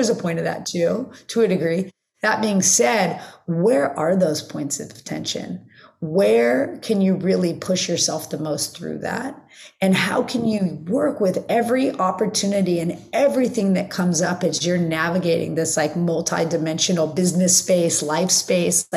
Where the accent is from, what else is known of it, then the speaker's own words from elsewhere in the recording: Los Angeles, California, United States; I grew up in the Valley. So living in Los Angeles, living not at the beach